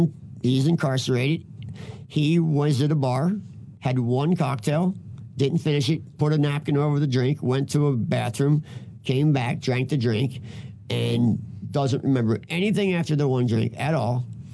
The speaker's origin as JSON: {"language": "English", "town": "Philadelphia", "region": "Pennsylvania", "country": "United States", "moved": "yes", "lives_now": "Minneapolis, United States", "said": "I'm from Philadelphia"}